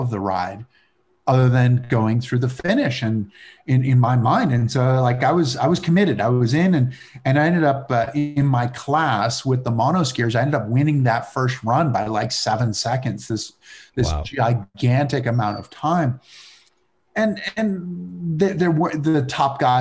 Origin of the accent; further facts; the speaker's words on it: Massachusetts, United States; where I grew up in Massachusetts